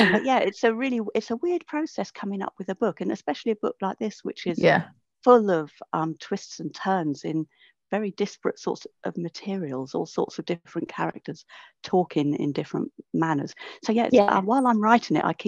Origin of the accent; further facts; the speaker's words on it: Northolt, London, United Kingdom; I'm from Northolt